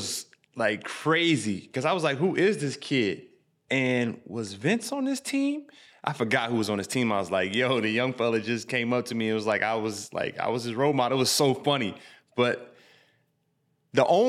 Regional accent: Illinois, United States; we're from Illinois

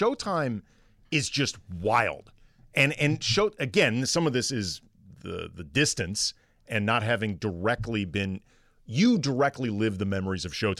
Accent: St. Louis, Missouri, United States; growing up in St. Louis, which is not a big NBA town at all.

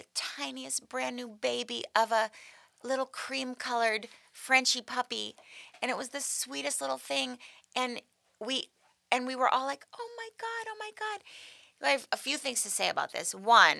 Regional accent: Malibu, California, United States; I grew up in Malibu

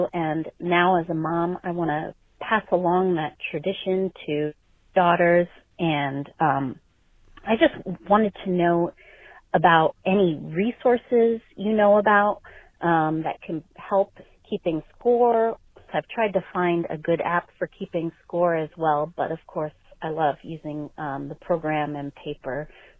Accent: Long Island, New York, United States; I am from Long Island. I've grown up going to Shea

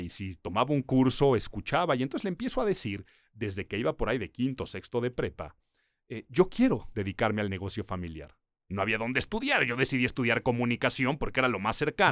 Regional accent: Mexico City, Mexico; Nací en Ciudad de México

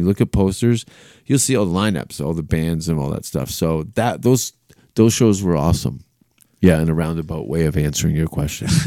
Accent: Canada; being a Canadian

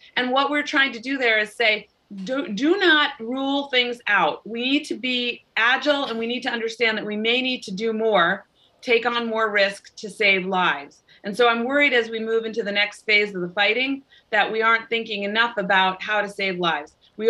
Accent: United States; born there; And yes, my family, I was born in the United States, but my parents both fled communist Hungary.

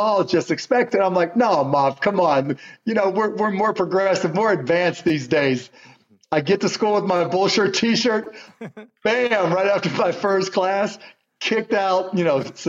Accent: Pittsburgh, Pennsylvania, United States; moved away; I was born in Squirrel Hill. Then I moved to Scott Township, Birdland. Then I moved to Mount Lebanon

